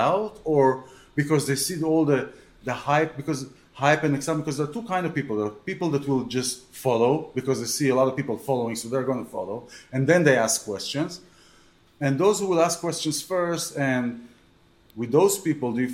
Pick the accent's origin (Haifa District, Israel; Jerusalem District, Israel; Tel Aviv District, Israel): Tel Aviv District, Israel; Tel Aviv; I grew up in Florentine